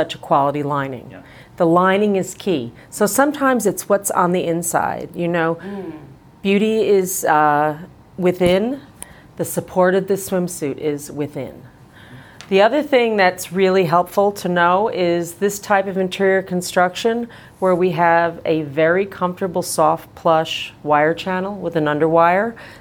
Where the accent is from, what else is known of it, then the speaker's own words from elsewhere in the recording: Long Island, New York, United States; I'm actually from Long Island